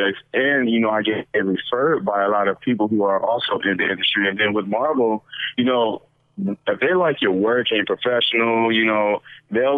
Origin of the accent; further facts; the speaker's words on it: Detroit, Michigan, United States; moved away; also born or lived in Tampa, Florida; I'm from Detroit, Michigan